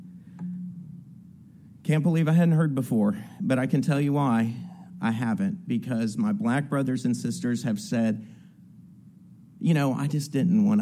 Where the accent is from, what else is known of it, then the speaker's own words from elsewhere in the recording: New Orleans, Louisiana, United States; I grew up in New Orleans, in Algiers. It's on the West Bank, New Orleans